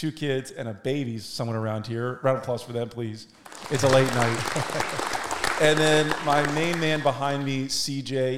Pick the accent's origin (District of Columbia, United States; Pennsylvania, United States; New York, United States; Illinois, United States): District of Columbia, United States; Washington; I'm finally here in D.C.